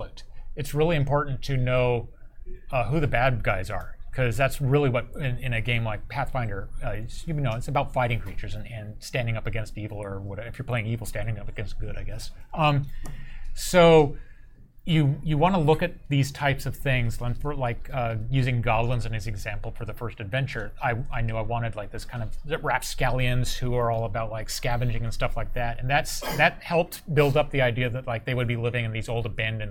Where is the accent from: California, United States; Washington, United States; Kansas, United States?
California, United States; Point Arena; my hometown, Northern California. It's Point Arena